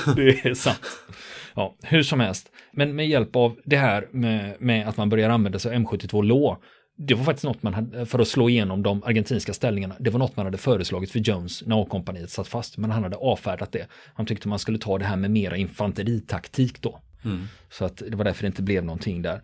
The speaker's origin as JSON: {"language": "Swedish", "country": "Sweden", "said": "som svensk"}